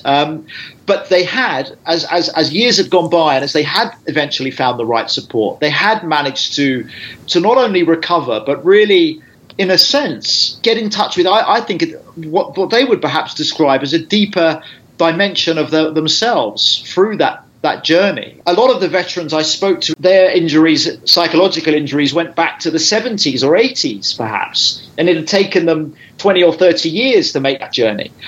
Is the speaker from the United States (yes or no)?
no; United Kingdom; I'm a British journalist